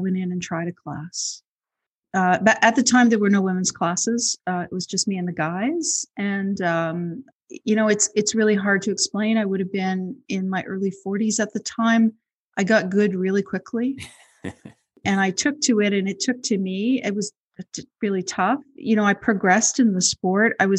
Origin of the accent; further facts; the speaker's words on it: Montreal, Quebec, Canada; also born or lived in Toronto; I grew up in Montreal